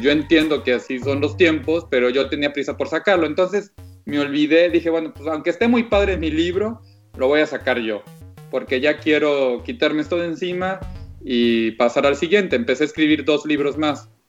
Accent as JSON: {"language": "Spanish", "town": "Monterrey", "region": "Nuevo León", "country": "Mexico", "tie": "born or raised there", "moved": "as an adult", "lives_now": "Germany", "said": "crecí en Monterrey"}